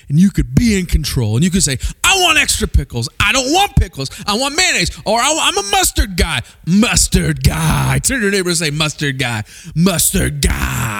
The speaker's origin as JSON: {"language": "English", "town": "Springfield", "region": "Missouri", "country": "United States", "tie": "born or raised there", "said": "I grew up in Springfield, Missouri"}